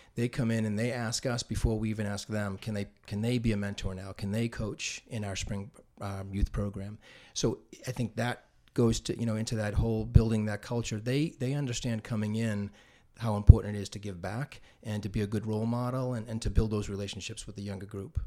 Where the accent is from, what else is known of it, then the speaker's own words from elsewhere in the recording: North Andover, Massachusetts, United States; not a townie, but I did move here in, in the third grade